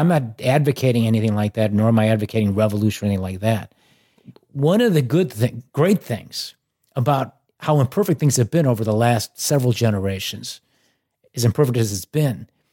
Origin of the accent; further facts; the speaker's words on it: Chicago, Illinois, United States; growing up in Chicago